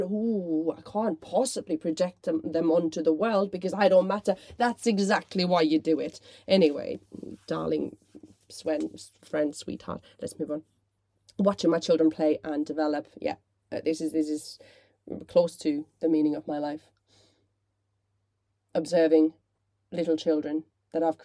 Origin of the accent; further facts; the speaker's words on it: Finland; moved away; I grew up in Finland